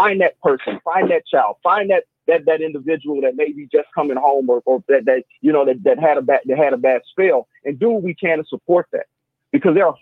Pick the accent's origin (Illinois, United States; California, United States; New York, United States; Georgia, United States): Illinois, United States; Chicago; also born or lived in North Lawndale, Chicago; I'm a resident of the West Side. I was born in Austin. I live in North Lyndale today